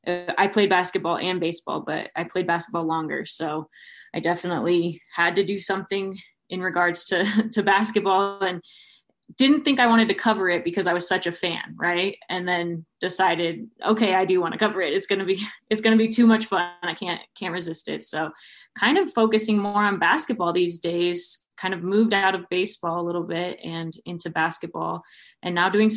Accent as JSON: {"language": "English", "town": "San Diego", "region": "California", "country": "United States", "moved": "yes", "lives_now": "Colorado, United States", "said": "because I'm from San Diego originally and then kind of moved to Colorado"}